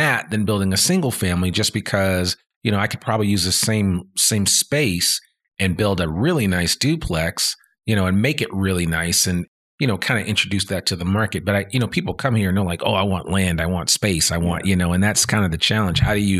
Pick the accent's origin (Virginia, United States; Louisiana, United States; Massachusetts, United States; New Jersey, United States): Massachusetts, United States; Boston; When I came here from Boston, of course, in Boston, I understand what higher density living is like.